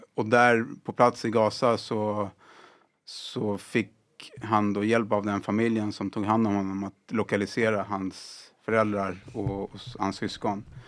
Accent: Sweden; jag är född och uppvuxen här i, i Sverige.

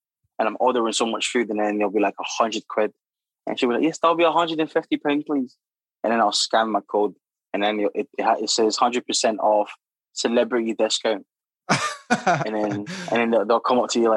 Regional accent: Glasgow, Scotland, United Kingdom; also born or lived in Democratic Republic of the Congo / London; I'm Scottish

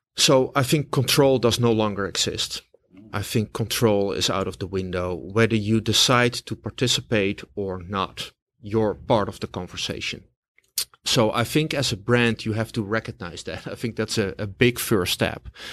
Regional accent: Amsterdam, North Holland, Netherlands; now in New York, United States; originally from Amsterdam, the Netherlands

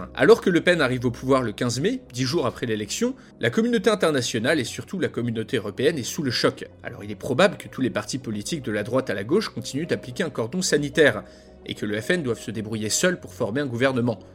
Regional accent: France; en tant que Français

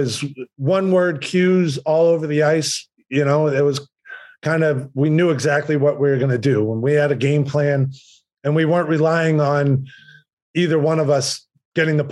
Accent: Boston, Massachusetts, United States; moved away as an adult; now in Nashville, United States; I was from Boston, too

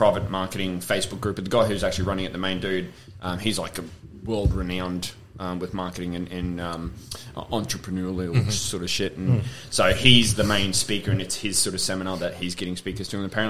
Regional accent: Cairns, Queensland, Australia; Yeah, up from Cairns.

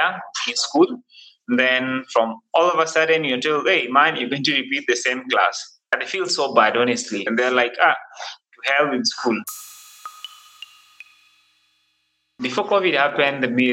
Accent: Nairobi, Kenya; I'm one person who grew up in the slums, studying in the slums, and I'm still in the slums

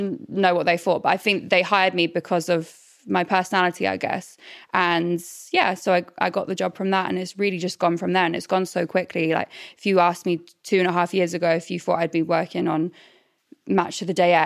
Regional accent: Norwich, East of England, United Kingdom; moved away; I'm from Norwich originally.

